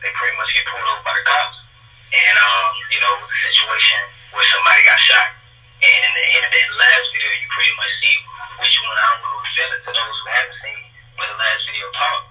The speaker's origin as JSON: {"language": "English", "region": "Florida", "country": "United States", "tie": "born or raised there", "moved": "as an adult", "said": "When I was still staying in Florida"}